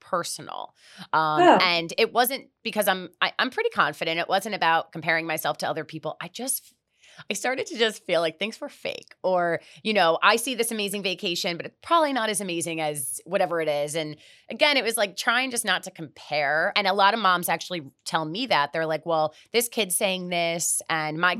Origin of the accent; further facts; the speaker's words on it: Miami, Florida, United States; also born or lived in New York; I am born and raised in Miami